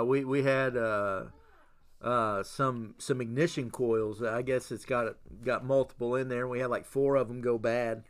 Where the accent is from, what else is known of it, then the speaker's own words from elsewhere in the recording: Indiana, United States; moved away; we get to be here in the state of Indiana with family